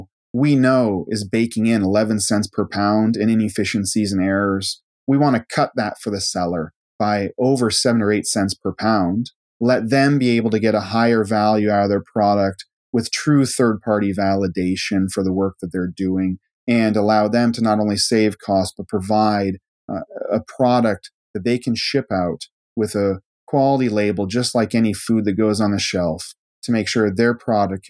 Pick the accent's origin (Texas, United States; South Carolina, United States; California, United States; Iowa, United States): Iowa, United States; moved away; also born or lived in Scotland; And I'm from a small town in Iowa. And so there's 26 kids in my high school class